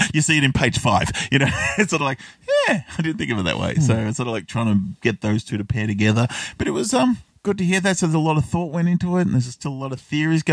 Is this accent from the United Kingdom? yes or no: no; Australia; I grew up here in Australia